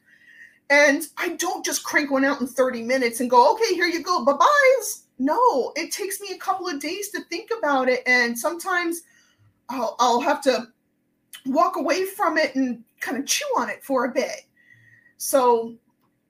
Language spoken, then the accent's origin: English; New York, United States; and here I am from New York. And every time I would speak, their automated system would kick me out because it didn't understand what I was saying.